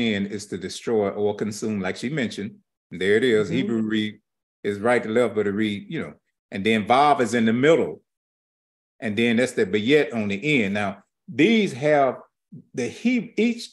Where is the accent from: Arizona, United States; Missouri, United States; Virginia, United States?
Missouri, United States; St. Louis; I'm just from St. Louis, Missouri, born in Homer G. Hospital